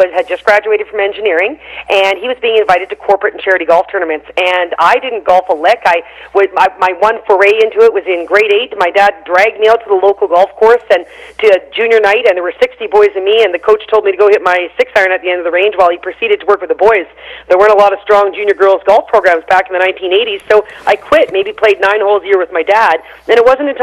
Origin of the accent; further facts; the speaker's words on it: Canada; I'm from Canada